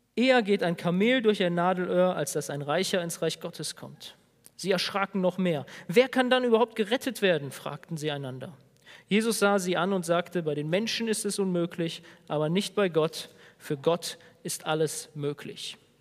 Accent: Germany; als Deutsche

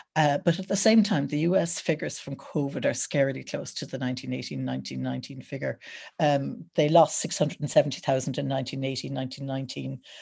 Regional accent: Wexford, Leinster, Ireland; I'm from Wexford

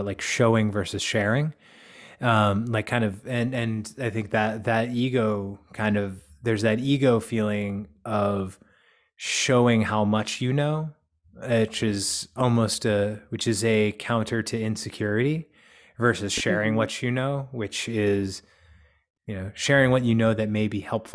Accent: United States; I'm an American

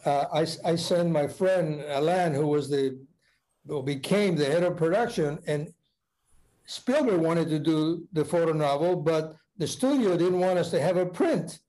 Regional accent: Argentina; moved away as an adult; now in United States; I'm from Argentina. You know, I arrived just a few years earlier

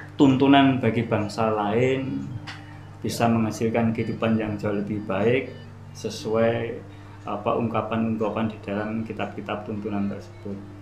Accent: Java, Indonesia; kita sebagai orang Jawa sendiri

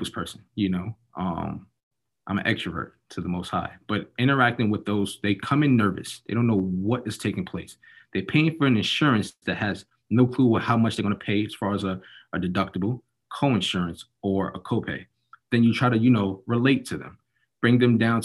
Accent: New York City, New York, United States; now in Orlando, United States; I'm currently in Orlando, Florida, born and raised in Harlem, New York.

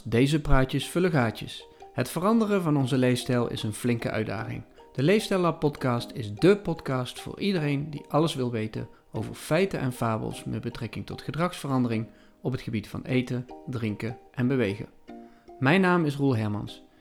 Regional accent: Limburg, Netherlands; ik ben een oprechte Limburger

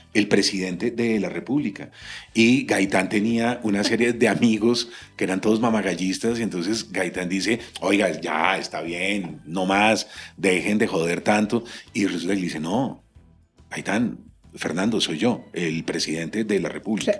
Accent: Colombia; en mi país esto no sucede

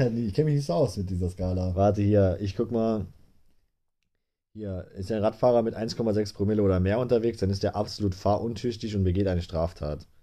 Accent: Saarland, Germany; Wir sind aus dem Saarland

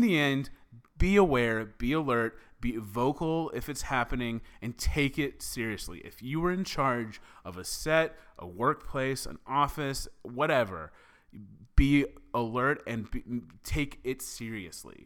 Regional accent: the South, United States; I'm from the South

